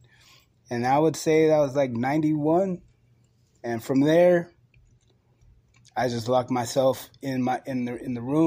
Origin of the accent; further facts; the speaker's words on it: San Francisco, California, United States; I grew up in San Francisco, so I seen graffiti on the bus